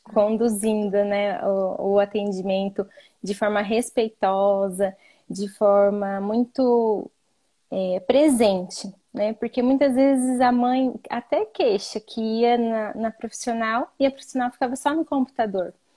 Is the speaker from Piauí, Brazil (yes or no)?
no; interior of São Paulo, Brazil; eu sou de uma cidade pequena, né, interior de São Paulo